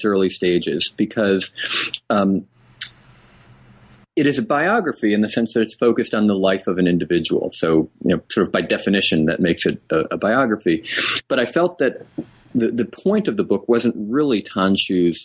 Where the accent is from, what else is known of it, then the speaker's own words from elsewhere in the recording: New England, United States; I was raised in New England